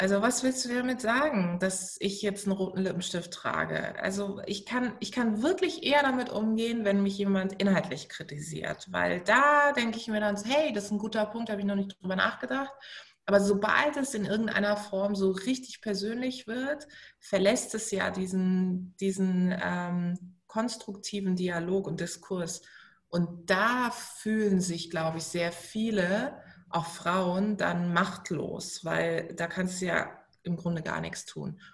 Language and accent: German; Baden-Württemberg, Germany; also born or lived in Munich; now in Berlin, Germany; Baden-Württemberg, es tut mir total leid für meine Heimat